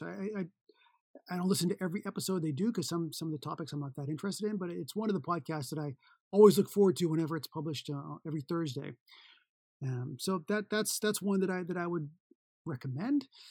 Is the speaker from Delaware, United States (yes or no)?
no; Boston, Massachusetts, United States; moved away; I'm from Boston, Massachusetts originally